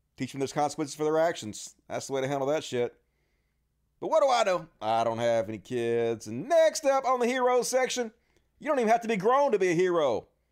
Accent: Mississippi, United States; I'm from Mississippi

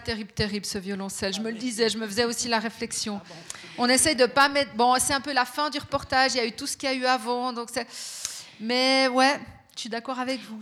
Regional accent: Fribourg, Switzerland; moi, je suis née à Fribourg, j'ai grandi à Fribourg

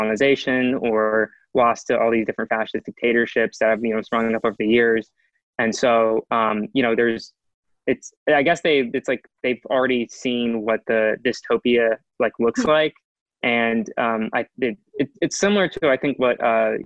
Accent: South Carolina, United States; I'm from South Carolina

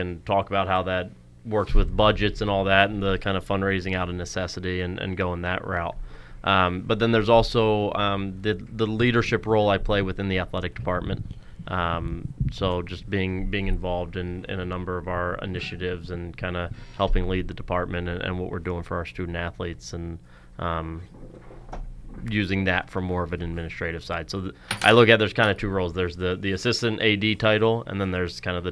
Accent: Southern Delaware, United States; moved away as an adult; also born or lived in Maryland; now in Whitewater, Wisconsin, United States; I grew up in Southern Delaware, about a half hour from Wesley College

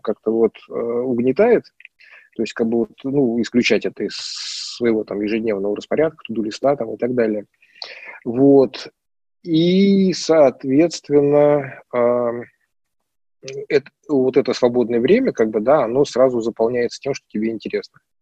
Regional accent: Moscow, Russia; moved away as an adult; now in Tver, Russia; я считал себя прям москвичом-москвичом, да, потому что, ну, как бы я там прям коренной там многих поколениях

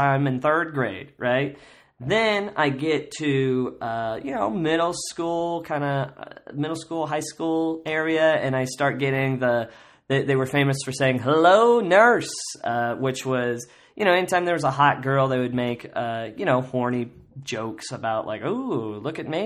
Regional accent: Kansas, United States; I grew up in Kansas

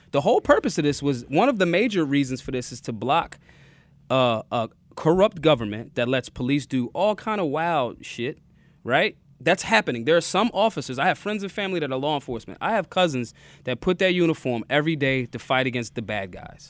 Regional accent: Philadelphia, Pennsylvania, United States; I'm from Philly.

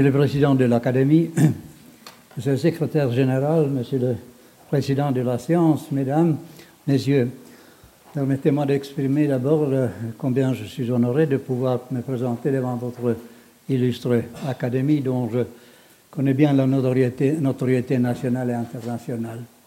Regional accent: Finland; chez nous dans le Grand-Duché de Finlande

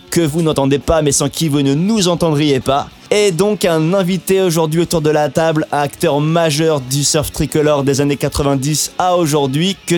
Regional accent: Réunion; je suis originaire de la Réunion

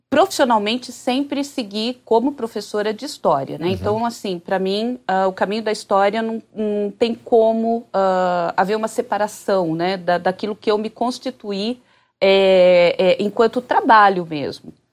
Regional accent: Bauru, São Paulo, Brazil; Eu sou de Bauru, né? Então mudei naquele momento para Bauru.

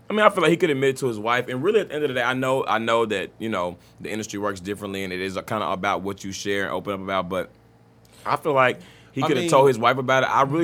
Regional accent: Dallas, Texas, United States; good old Dallas ISD. I'm from Dallas, so I can say that.

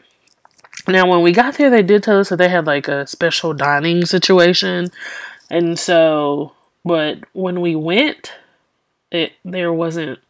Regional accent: Louisiana, United States; I'm from Louisiana.

